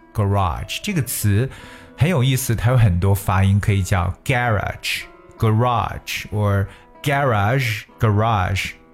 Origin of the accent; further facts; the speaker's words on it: China; 我们中国人